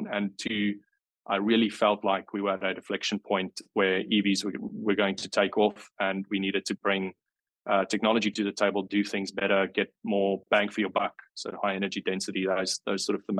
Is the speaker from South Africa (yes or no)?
yes; South Africa; moved away as an adult; now in Wollongong, Australia; I came over from South Africa, as you can pick up. I wasn't born and raised in Wollongong, but I came over from South Africa in 2016